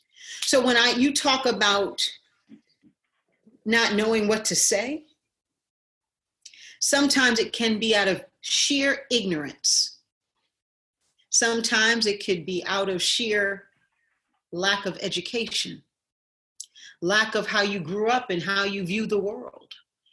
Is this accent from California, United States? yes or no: no; Connecticut, United States; also born or lived in Woburn, Massachusetts; I grew up in Boston, Woburn, and my dad was an air pilot in the Air Force, and Hanscom Air Force Base. We also spent time at. Then I moved to Connecticut, so I grew up in Connecticut.